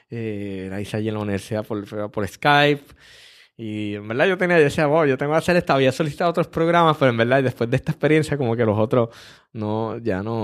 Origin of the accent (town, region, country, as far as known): Puerto Rico